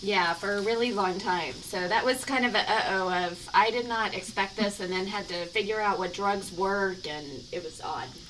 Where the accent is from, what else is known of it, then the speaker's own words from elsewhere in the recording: United States; As an American